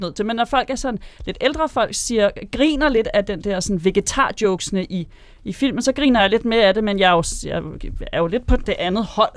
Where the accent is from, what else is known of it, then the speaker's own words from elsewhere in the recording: Karlslunde, Zealand, Denmark; Jeg kommer fra Karlstrup, øh, Karlslunde